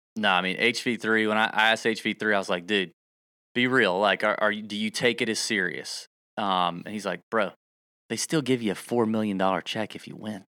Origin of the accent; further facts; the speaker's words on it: the South, United States; I'm from the South.